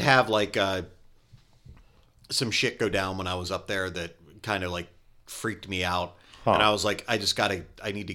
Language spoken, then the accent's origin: English; Pennsylvania, United States; I grew up in Pennsylvania.